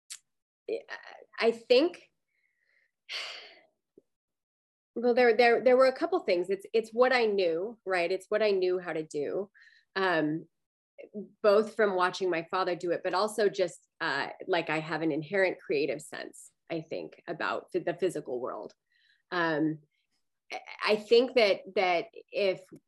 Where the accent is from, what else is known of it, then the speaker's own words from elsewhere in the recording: Salt Lake City, Utah, United States; moved away as an adult; now in Alameda, United States; I grew up in Utah, in Salt Lake City, Utah